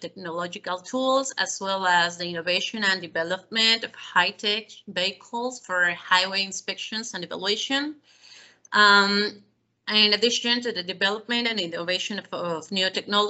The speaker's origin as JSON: {"language": "English", "country": "Mexico", "also_born_or_lived": "Mexico City", "lives_now": "Cancun, Mexico", "said": "I'm a Mexican civil engineer"}